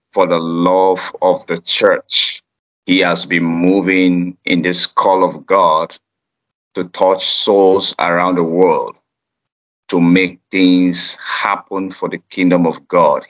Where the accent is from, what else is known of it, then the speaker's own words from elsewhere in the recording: Nigeria; I am from Nigeria and a citizen of Nigeria